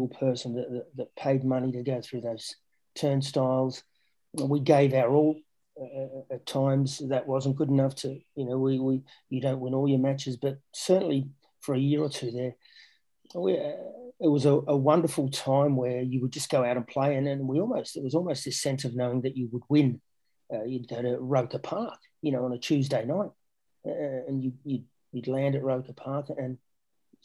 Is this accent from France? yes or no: no; Australia; moved away; also born or lived in England; Growing up in Australia, as a kid